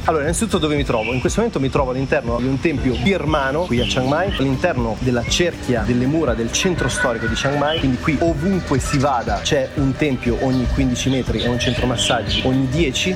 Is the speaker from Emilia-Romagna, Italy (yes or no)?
no; Milan, Lombardy, Italy; moved away; Io vengo da Milano